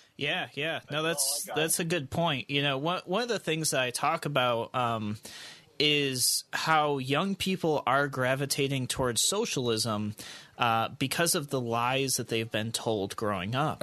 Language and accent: English; United States; as the American people